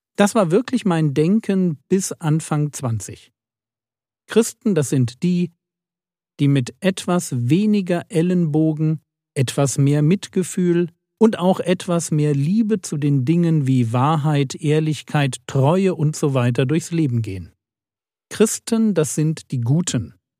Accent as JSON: {"language": "German", "region": "a village in Bavaria", "country": "Germany", "tie": "born or raised there", "said": "Ich bin in einem Dorf in Bayern groß geworden"}